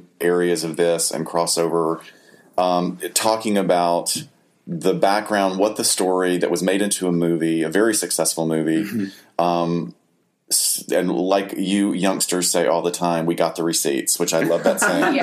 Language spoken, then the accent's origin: English; the South, United States; I come from the South, and the South is really steeped in sort of gothic literature